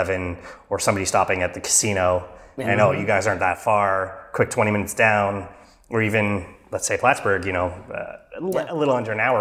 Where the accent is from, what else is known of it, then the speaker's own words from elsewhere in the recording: Canada; I'm technically in New York State, even though I'm a Canadian